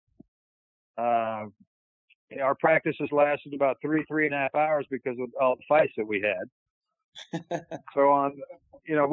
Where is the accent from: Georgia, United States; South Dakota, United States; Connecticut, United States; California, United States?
California, United States; moved away as an adult; also born or lived in Chicago; I grew up in California.